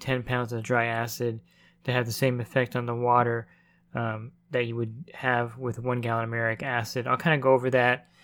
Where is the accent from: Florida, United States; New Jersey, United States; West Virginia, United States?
New Jersey, United States; I'm from New Jersey